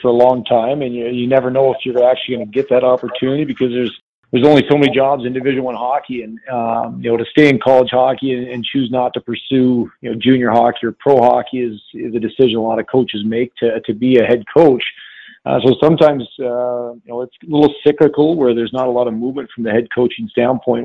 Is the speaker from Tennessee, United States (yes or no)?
no; North Dakota, United States; moved away; I grew up in North Dakota.